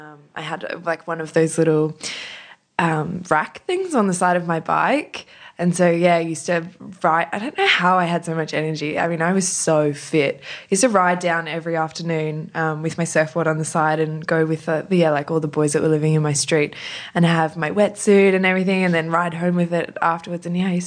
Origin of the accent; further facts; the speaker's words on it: Sydney, New South Wales, Australia; I grew up on the northern beaches.